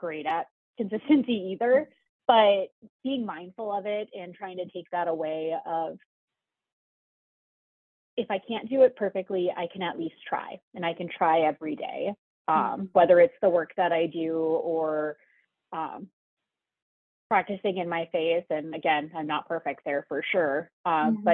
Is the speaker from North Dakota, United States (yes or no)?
yes; Dickinson, North Dakota, United States; now in Horace, United States; I grew up in Western North Dakota